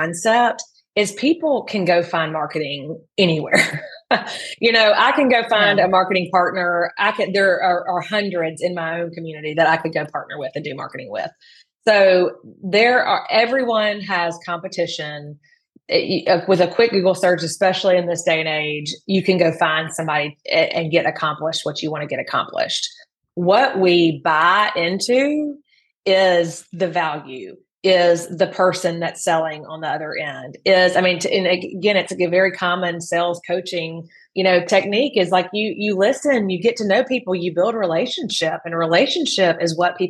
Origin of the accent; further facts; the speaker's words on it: the Deep South, Mississippi, United States; I grew up in the Deep South